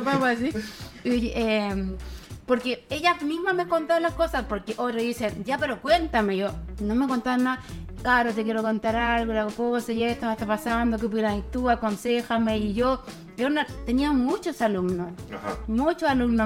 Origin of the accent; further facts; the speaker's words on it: Santiago, Santiago Metropolitan Region, Chile; moved away as an adult; also born or lived in Curauma, Valparaíso; now in Valparaíso, Chile; vivo en Curauma, Valparaíso, pero yo soy santiaguina